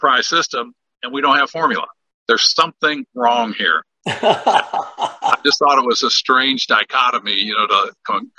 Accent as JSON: {"language": "English", "region": "Minnesota", "country": "United States", "tie": "born or raised there", "said": "I was born in Minnesota"}